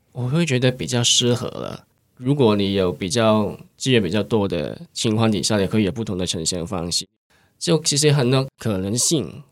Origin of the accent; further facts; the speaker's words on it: Hong Kong; first language Cantonese; Chinese is a second language; moved away as an adult; now in Taiwan; 其实我从香港可能从很小，可能从中高中都有一直到在参加一些戏剧类的社团